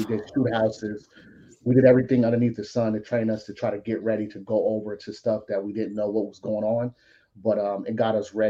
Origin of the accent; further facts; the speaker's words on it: Long Beach, California, United States; moved away as an adult; grew up in California, around a lot of crazy stuff, you know, from Long Beach.